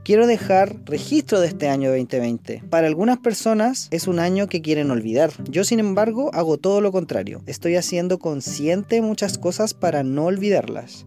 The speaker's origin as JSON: {"language": "Spanish", "country": "Chile", "said": "en mi país"}